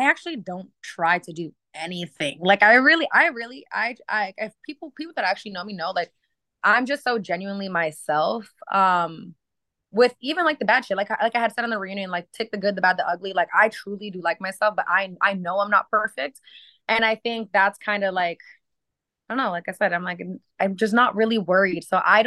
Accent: Maine, United States; I grew up in Maine, and it just wasn't as like it wasn't very diverse.

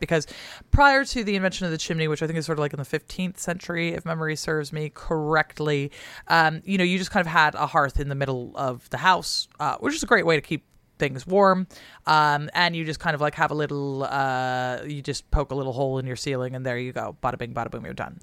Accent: Seattle, Washington, United States; moved away; I'm from the West Coast, so personally, like, I love a California style

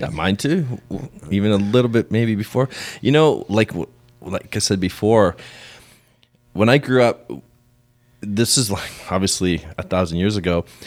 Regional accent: Canada; growing up in Canada back in the day

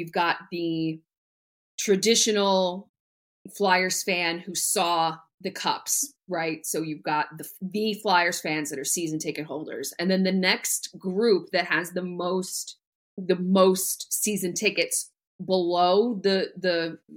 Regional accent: New Jersey, United States; I grew up in North Jersey

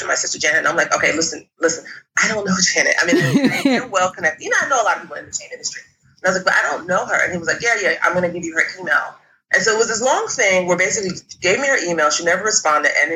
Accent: Jamaica; now in New York, United States; we're Jamaican

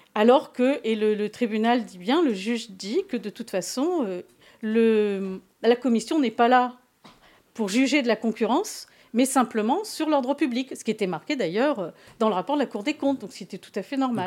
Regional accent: Paris, Île-de-France, France; also born or lived in Gujan-Mestras; je suis parisienne

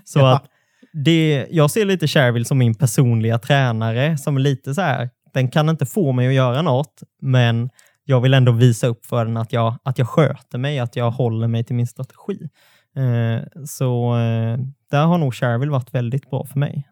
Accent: near Alvesta, Småland, Kronoberg County, Sweden; Det är ju bara ett stenkast från där jag är uppvuxen

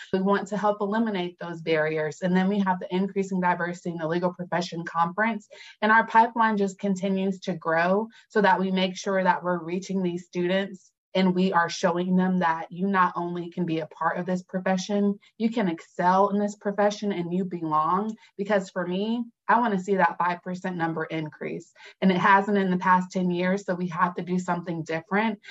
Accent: Fayetteville, North Carolina, United States; I am from Fayetteville, North Carolina, strong military town.

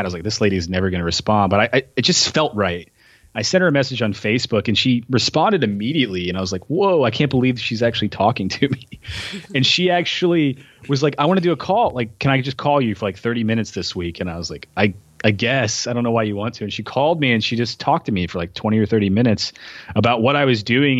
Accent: Tennessee, United States; moved away as an adult; also born or lived in San Diego; now in Portland, United States; growing up in Tennessee

